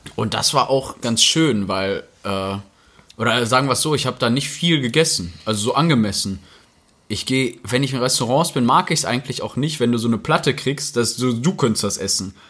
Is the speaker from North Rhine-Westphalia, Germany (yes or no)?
yes; Rheda-Wiedenbrück, North Rhine-Westphalia, Germany; in Reda Wiedenbrück leben, also da, wo ich herkomme